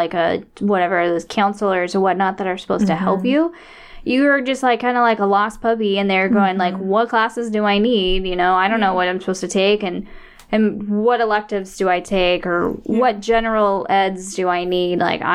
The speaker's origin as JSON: {"language": "English", "country": "United States", "said": "And I'm, you know, I'm American."}